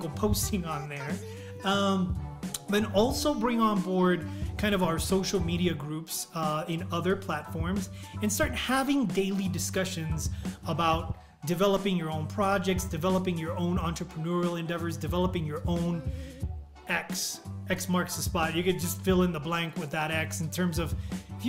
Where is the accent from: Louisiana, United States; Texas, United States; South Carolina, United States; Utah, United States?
Texas, United States; El Paso; Joe was from El Paso, I was from El Paso, we were from Texas.